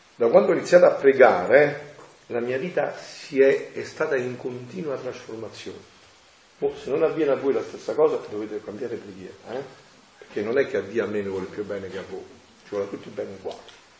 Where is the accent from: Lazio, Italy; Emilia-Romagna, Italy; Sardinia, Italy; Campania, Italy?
Campania, Italy; Naples area; al mio paese